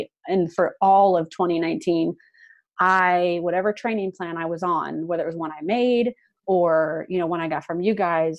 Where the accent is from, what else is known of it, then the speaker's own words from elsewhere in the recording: Kansas City, Missouri, United States; also born or lived in Madrid, Spain; And I love Kansas City, but I was like, I don't want to do it in my hometown.